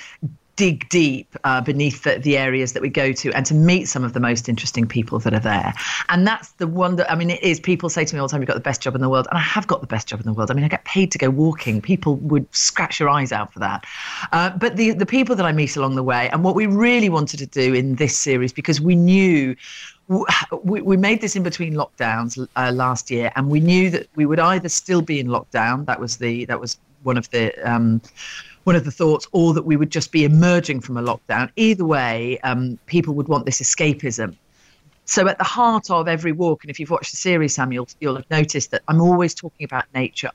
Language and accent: English; Rutland, East Midlands, United Kingdom; also born or lived in West London; now in London, United Kingdom; I grew up in Rutland